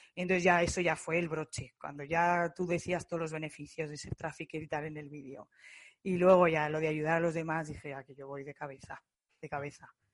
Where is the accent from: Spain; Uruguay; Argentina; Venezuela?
Spain; Zaragoza, Aragon; soy de Zaragoza